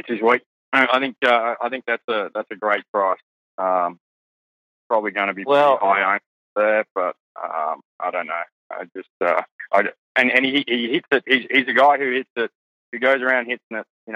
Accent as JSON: {"language": "English", "country": "Australia", "accent": "Australian", "said": "my Australian accent"}